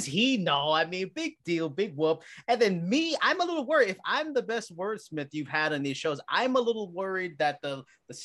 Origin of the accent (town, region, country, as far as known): New York, United States